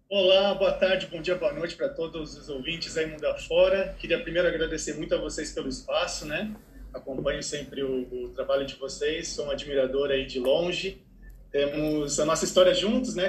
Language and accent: Portuguese; Brazil; also born or lived in Ohio, United States; quando eu voltei para o Brasil